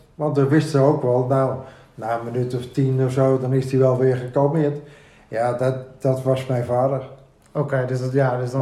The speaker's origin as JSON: {"language": "Dutch", "town": "Amsterdam", "region": "North Holland", "country": "Netherlands", "tie": "born or raised there", "said": "Ik ben opgegroeid hier in Amsterdam, in de Jordaan, okay. Bloemgracht"}